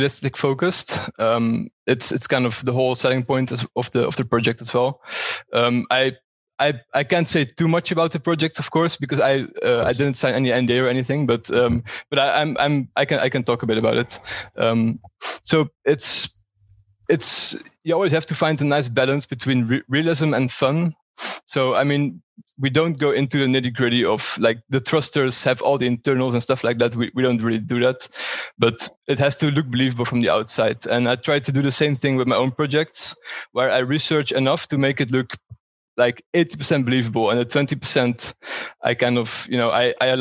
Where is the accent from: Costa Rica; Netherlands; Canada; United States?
Netherlands; moved away as an adult; also born or lived in Breda, Netherlands / Valencia, Spain; now in Frankfurt, Germany; from the Netherlands, currently live in Frankfurt.